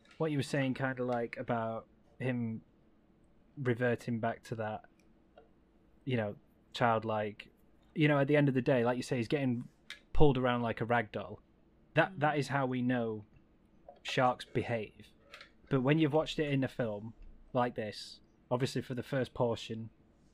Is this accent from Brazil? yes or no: no; England, United Kingdom; we're from England.